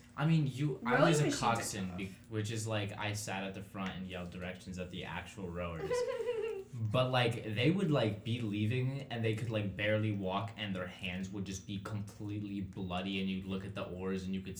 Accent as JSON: {"language": "English", "region": "Michigan", "country": "United States", "said": "We come from Michigan."}